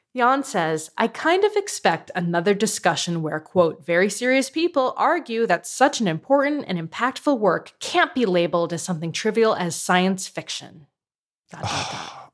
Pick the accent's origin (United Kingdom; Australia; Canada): Canada; as a Canadian